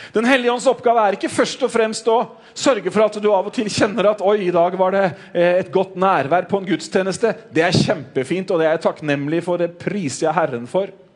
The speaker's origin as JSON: {"language": "Norwegian", "country": "Norway", "said": "som nordmenn"}